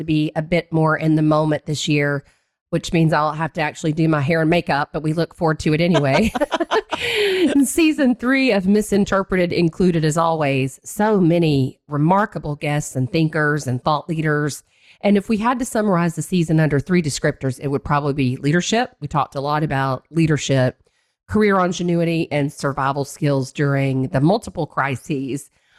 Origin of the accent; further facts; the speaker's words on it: Tennessee, United States; So I thought it would be good to split time between Florida and my home state of Tennessee.